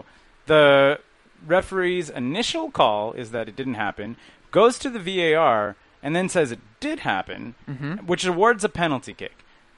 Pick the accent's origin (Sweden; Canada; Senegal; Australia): Canada; Halifax, Nova Scotia; Yeah. I'm from Halifax. Yeah, I love the Maritimes.